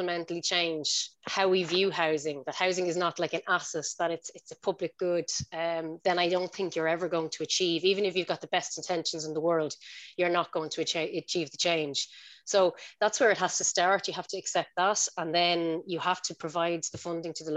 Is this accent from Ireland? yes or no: yes; Tallaght, Leinster, Ireland; I spent most of my life growing up in Tala, and I love it